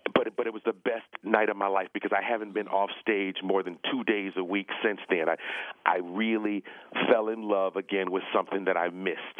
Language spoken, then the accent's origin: English; Cleveland, Ohio, United States; now in Los Angeles, United States; Cleveland, which is my hometown